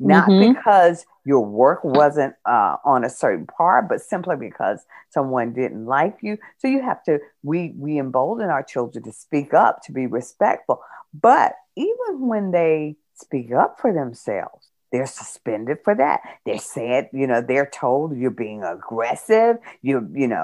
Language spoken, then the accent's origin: English; United States; we as African American women